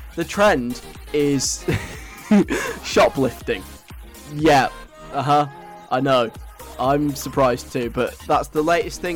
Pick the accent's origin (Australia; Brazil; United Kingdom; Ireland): United Kingdom; England; I'm English